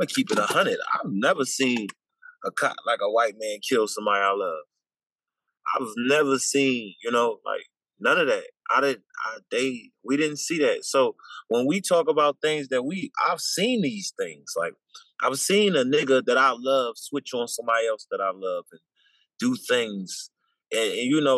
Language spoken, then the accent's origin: English; Philadelphia, Pennsylvania, United States; I'm from South Philly, Philadelphia, born and raised